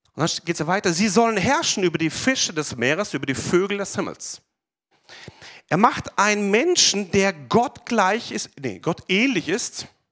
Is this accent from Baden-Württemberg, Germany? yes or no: yes; Pforzheim, Baden-Württemberg, Germany; ich bin ja geboren hier in Pforzheim, aufgewachsen in der Gemeinde